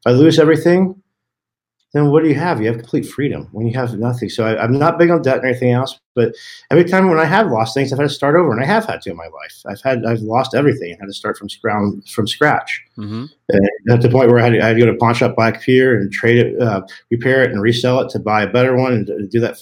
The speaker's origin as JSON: {"language": "English", "region": "Colorado", "country": "United States", "tie": "born or raised there", "also_born_or_lived": "Texas", "said": "I moved from Texas to Colorado when I was a kid, and Colorado back in the day was very much still Wild Wild West"}